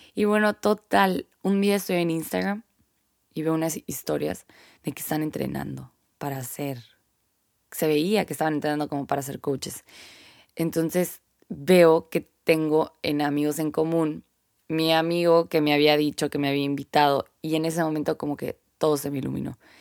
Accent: Sonora, Mexico; Soy mexicana y acá en el norte

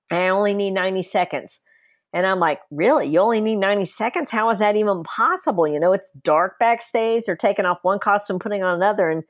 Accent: the South, United States; Gene wrote it and then I southernized it because I grew up in the South

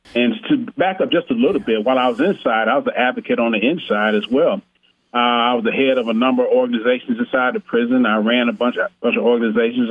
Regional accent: Flint, Michigan, United States; now in Arizona, United States; I was born in Flint, Michigan

